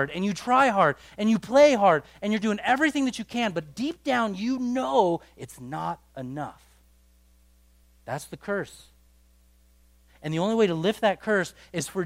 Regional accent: United States; Our culture as an American culture

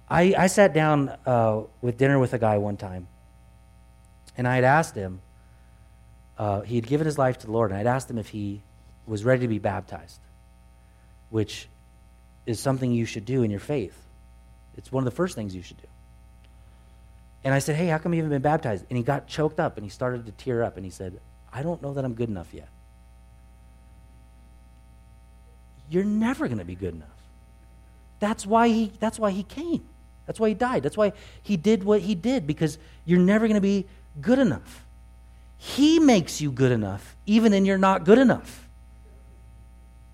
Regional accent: Truckee, California, United States; I grew up here in Truckee

